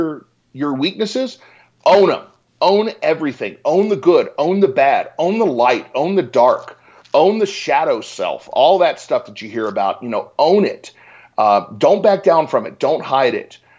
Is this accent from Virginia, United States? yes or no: yes; Richmond, Virginia, United States; moved away as an adult; also born or lived in Boulder, Colorado; now in Denver, United States; I grew up in Richmond, Virginia